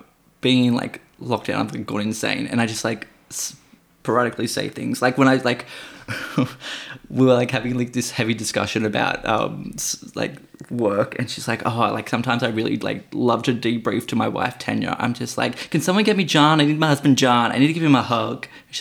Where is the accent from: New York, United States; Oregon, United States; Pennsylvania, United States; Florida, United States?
New York, United States; I don't know. This is how I talk. I'm from New York.